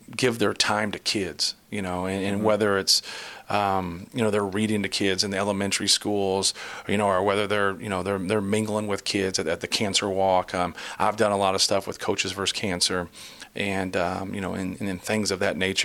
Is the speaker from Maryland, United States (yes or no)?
no; Muncie, Indiana, United States; I grew up in Muncie on Ball State's campus